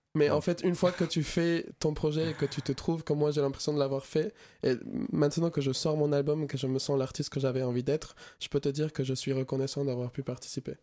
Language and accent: French; Venezuela; now in France; je viens du Venezuela et même si j'habite en France depuis un moment